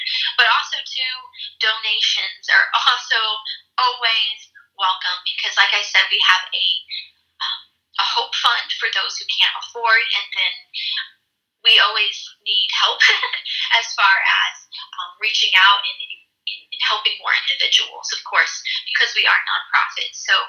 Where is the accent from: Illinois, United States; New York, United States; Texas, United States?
Illinois, United States; East St. Louis; For example, my background, like I talked about, I came from East St. Louis. I was adopted from East St. Louis